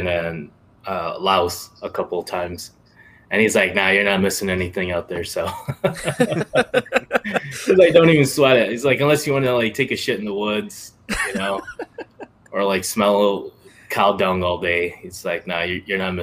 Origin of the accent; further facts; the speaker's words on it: Massachusetts, United States; growing up in Massachusetts, you know, I grew up with a lot of Puerto Ricans and Cubans and Colombians